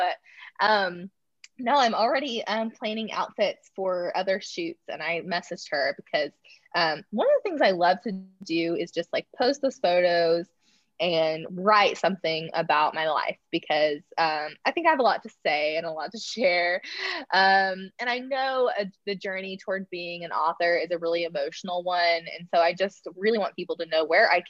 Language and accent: English; Oklahoma, United States; moved away as an adult; now in Oklahoma City, United States; Oklahoma City, which is about 2 hours where I'm from